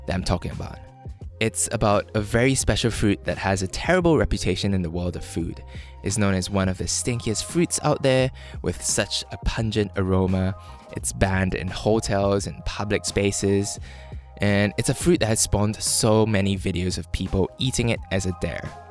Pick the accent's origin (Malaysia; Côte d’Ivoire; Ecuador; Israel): Malaysia; When I was a kid growing up in Malaysia